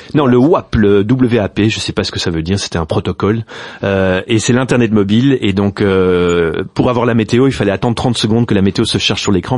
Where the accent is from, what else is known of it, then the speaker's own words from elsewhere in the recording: Brussels, Brussels-Capital Region, Belgium; first language Dutch and French; Je suis bruxellois, néerlandophone. En fait, j'ai fait toutes mes études en néerlandais jusqu'à mes 18 ans